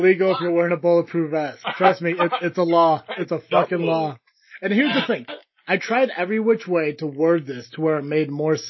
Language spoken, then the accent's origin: English; United States; growing up in like the United States